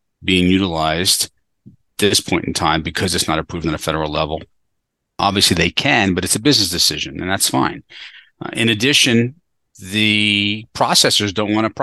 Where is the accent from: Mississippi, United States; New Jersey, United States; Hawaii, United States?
New Jersey, United States; New Jersey, you know, my home state